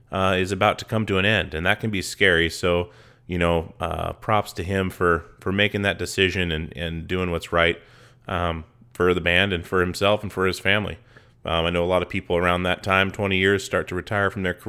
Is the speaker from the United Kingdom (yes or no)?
no; Alaska, United States; moved away as an adult; now in Portland, United States; I grew up in Alaska and moved to Portland